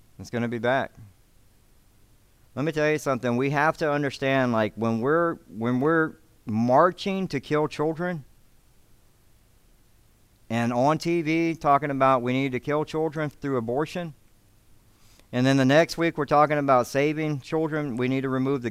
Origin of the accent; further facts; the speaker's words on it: Alabama, United States; now in Devine, United States; I grew up in Alabama